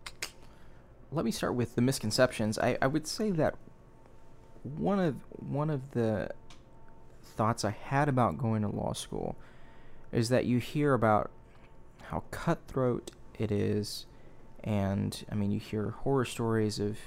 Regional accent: Houston, Texas, United States; moved away as an adult; also born or lived in Louisiana; now in Washington, D.C., United States; I'm from Houston

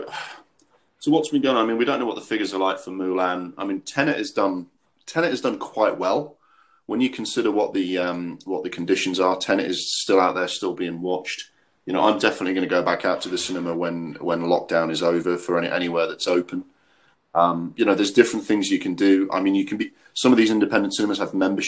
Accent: Durham, North East England, United Kingdom; moved away; also born or lived in Walthamstow, London; when I was growing up in Durham for 2 or 3 years

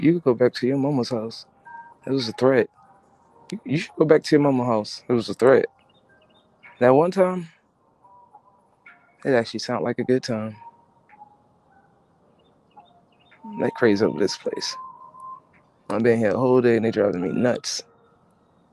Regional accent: New Jersey, United States; also born or lived in Brooklyn, New York; I am from New York. I'm from New Jersey. I always call Jersey first because that's my home. I was born in Brooklyn.

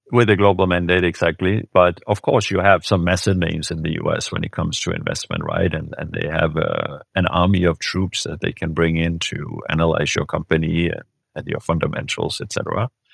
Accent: Denmark; moved away as an adult; also born or lived in Germany / France / United States; I'm born and raised in Denmark by, uh, a Swedish mother and a Danish father

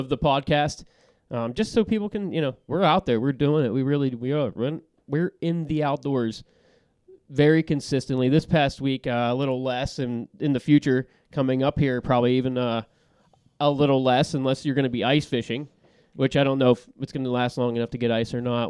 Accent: Yinzer country, Pennsylvania, United States; we're from Yinzer country

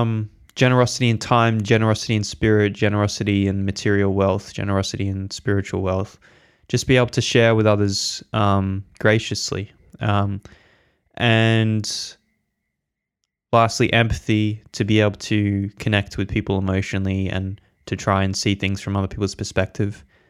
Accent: England, United Kingdom; born there; I wasn't born here, actually. I was born in England, but still first world country.

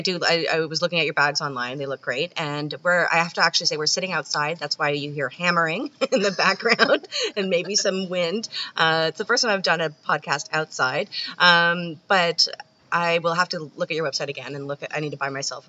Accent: Canada; I'm Canadian

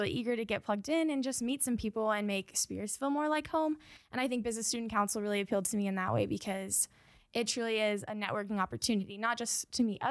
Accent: Tulsa, Oklahoma, United States; I'm from Tulsa, Oklahoma. I grew up and went to Lincoln Christian School there in Tulsa

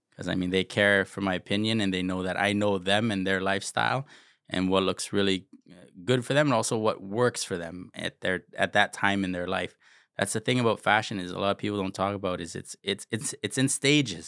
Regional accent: Toronto, Ontario, Canada; I grew up rough in Jane and Finch

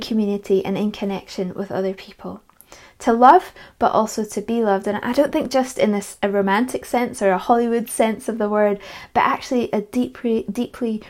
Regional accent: Edinburgh, Scotland, United Kingdom; also born or lived in Perthshire; When I was 12 years old, we had to move house because of my dad's job, and so we moved from Edinburgh to Perthshire

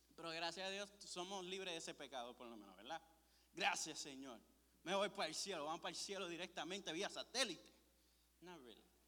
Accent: Puerto Rico; Yo soy de Puerto Rico

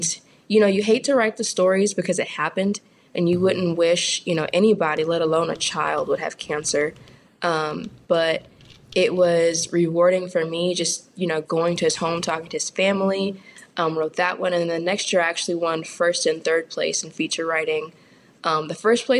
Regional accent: California, United States; moved away as an adult; also born or lived in Fairmont, Minnesota; now in Louisville, United States; I'm a Californian

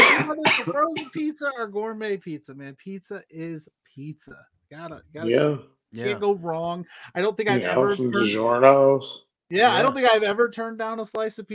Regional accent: Indiana, United States; I'm from the Midwest. Seafood. I'm from Indiana. I'm from Notre Dame country.

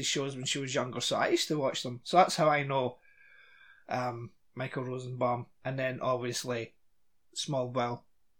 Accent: Scotland, United Kingdom; I'm Scottish, but I'm Scottish

